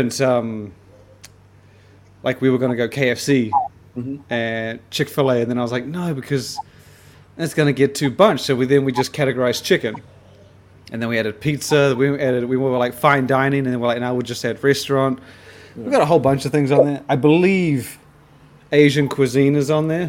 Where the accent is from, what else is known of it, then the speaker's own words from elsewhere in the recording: New Zealand; moved away; as a New Zealander